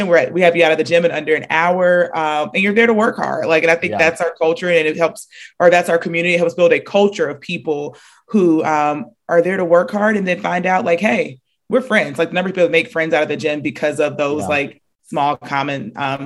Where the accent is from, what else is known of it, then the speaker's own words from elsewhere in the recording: Marietta, Georgia, United States; moved away as an adult; also born or lived in Charlotte, North Carolina; I was born and raised in the Atlanta area from actually Marietta